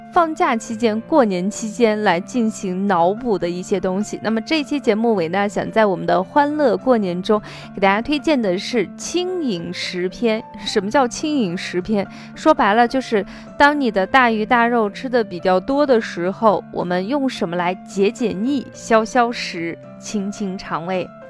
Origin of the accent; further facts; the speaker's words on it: Shaanxi, China; 我们北方人，特别是我们陕西人